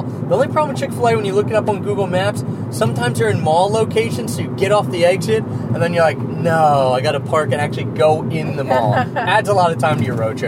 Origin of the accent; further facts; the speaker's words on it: Northeast, United States; we're from the Northeast, so sandwiches are, you know, we like hoagies, what we call them